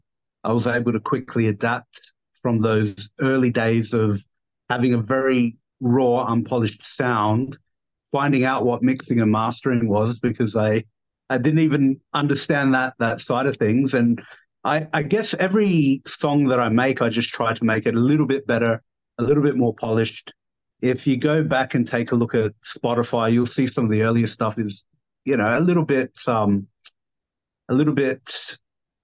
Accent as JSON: {"language": "English", "town": "Adelaide", "region": "South Australia", "country": "Australia", "tie": "born or raised there", "accent": "down under", "moved": "as an adult", "lives_now": "Kuala Lumpur, Malaysia", "said": "originally born and raised in South Australia, Adelaide"}